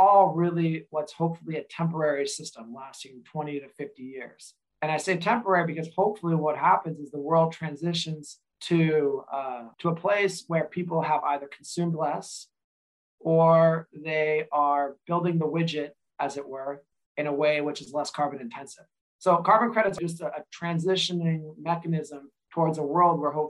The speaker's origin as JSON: {"language": "English", "region": "Eastern Washington", "country": "United States", "tie": "born or raised there", "said": "I grew up in Eastern Washington."}